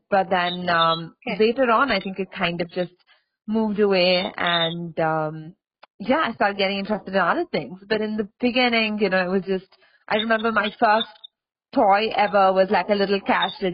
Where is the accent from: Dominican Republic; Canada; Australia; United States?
Australia; I grew up in Australia